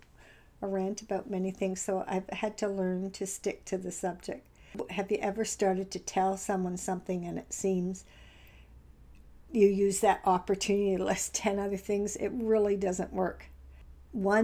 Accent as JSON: {"language": "English", "country": "Canada"}